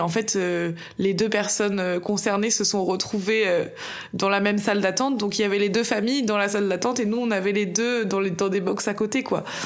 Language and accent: French; Bordeaux, Nouvelle-Aquitaine, France; je suis bordelaise et j'ai passé toute ma vie à Bordeaux.